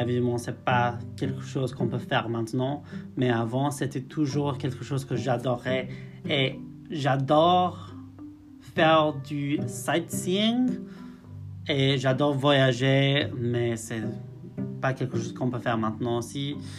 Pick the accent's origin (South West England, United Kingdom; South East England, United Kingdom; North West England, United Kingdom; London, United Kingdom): North West England, United Kingdom; near Liverpool; French is a second language; moved away as an adult; now in Belfast, United Kingdom; je viens du nord-ouest d'Angleterre, près de Liverpool, d'un petit village qui s'appelle Haswell